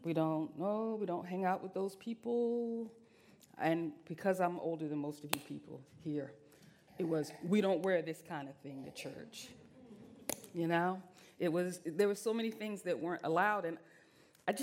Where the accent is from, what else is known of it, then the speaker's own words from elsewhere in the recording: Virginia, United States; moved away; I'm Southern. I'm from Virginia